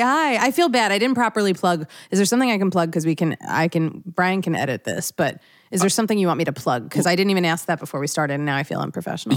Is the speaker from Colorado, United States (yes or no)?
no; outside of Philadelphia, Pennsylvania, United States; I grew up outside of Philadelphia